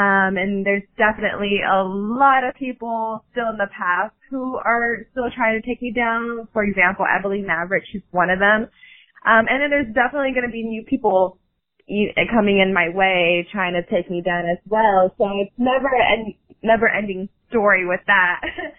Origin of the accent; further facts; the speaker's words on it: Texas, United States; There are times where I think it's because, you know, we're both from Texas, or because I'm very, very young, coming into the industry at age 17.